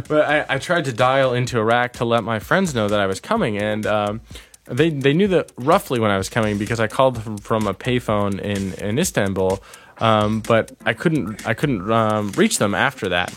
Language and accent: English; a town near San Francisco, California, United States; moved away as an adult; now in Toronto, Canada; I'm originally from a town near San Francisco in California